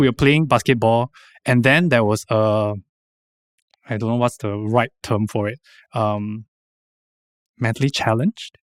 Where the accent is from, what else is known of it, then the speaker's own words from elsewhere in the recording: Singapore; moved away as an adult; also born or lived in Taiwan; we are really quite in a bubble here